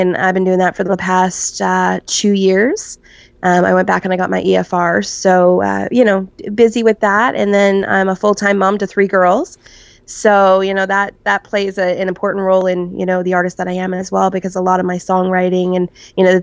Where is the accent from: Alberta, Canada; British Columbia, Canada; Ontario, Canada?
Ontario, Canada; Barrie; my hometown of Barrie, Ontario